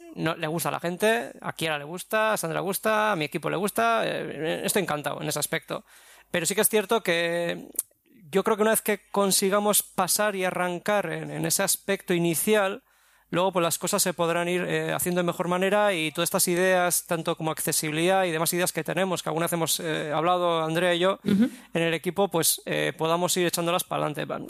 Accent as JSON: {"language": "Spanish", "region": "Basque Country", "country": "Spain", "said": "vengo del País Vasco"}